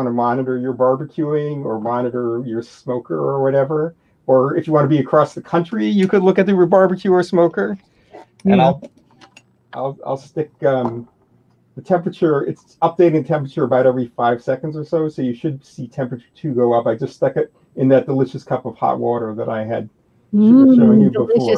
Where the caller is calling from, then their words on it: Massachusetts, United States; I'm in Massachusetts near Boston.